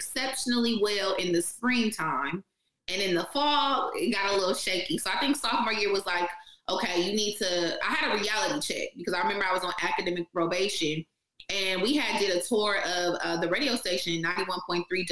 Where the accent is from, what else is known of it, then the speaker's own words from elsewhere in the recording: Stockton, California, United States; moved away as an adult; also born or lived in San Leandro, California / Virginia; now in Los Angeles, United States; I'm from San Leandro, California, but I grew up in Stockton, which is about an hour from Sacramento